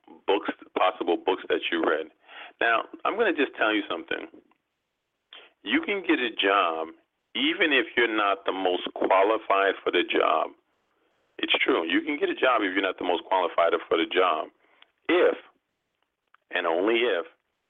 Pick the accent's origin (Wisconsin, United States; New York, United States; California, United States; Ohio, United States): New York, United States; New York City; I'm from New York